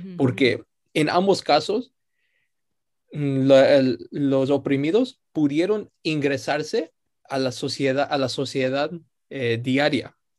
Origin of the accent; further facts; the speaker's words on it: New York City, New York, United States; yo nací en Nueva York, en la ciudad, crecí toda mi vida aquí.